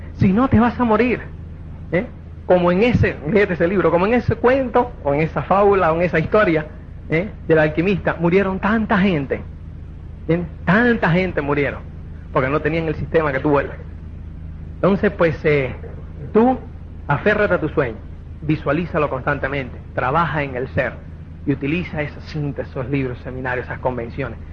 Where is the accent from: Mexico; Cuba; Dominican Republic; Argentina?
Cuba; now in Spain; como es cubano